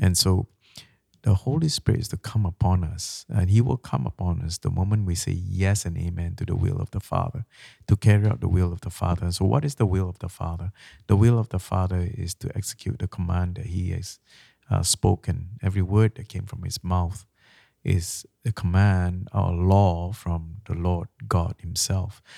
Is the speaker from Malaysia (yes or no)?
yes; Malaysia; now in Canada; I'm from Malaysia.